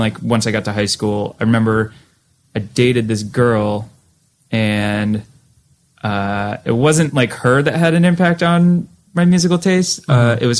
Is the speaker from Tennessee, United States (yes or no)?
no; Massachusetts, United States; one thing I remember from growing up in Western Mass where just shows were very eclectic